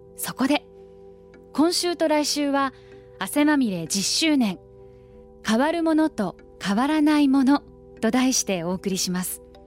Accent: Akita, Japan; moved away as an adult; now in Tokyo, Japan; 秋田から上京してちょうど10年

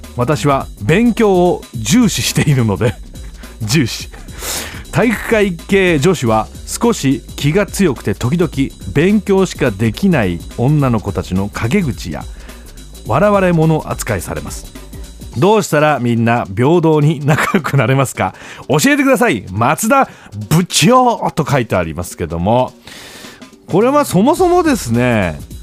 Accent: Gifu, Japan; now in Tokyo, Japan; 俺限界集落出身

